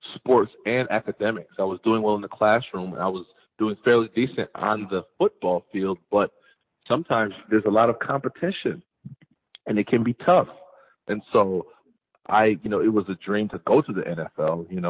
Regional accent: Hartford, Connecticut, United States; also born or lived in Bloomfield, Connecticut; I was born and raised in Hartford, Connecticut

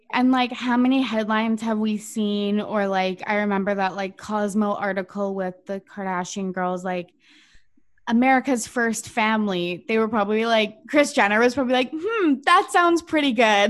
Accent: Canada; as a Canadian

